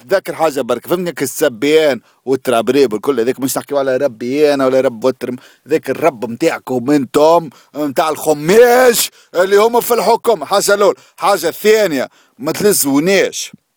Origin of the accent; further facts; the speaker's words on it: Tunis, Tunis Governorate, Tunisia; مشينا من القصبه قصبه حومتنا هكا شفتوها القصبه الزبي آه بلاس دي ليدور فهمتني معقل الزعيم حومة زبي انا حومة كبرت فيها